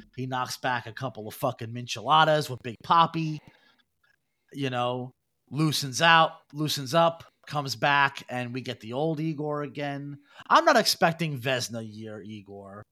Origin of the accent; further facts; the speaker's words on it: New York City, New York, United States; growing up in Brooklyn, we had Fun Time USA.